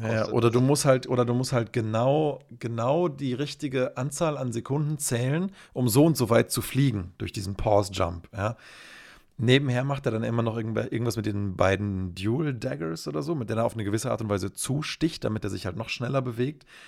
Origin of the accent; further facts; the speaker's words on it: Germany; bei uns in Deutschland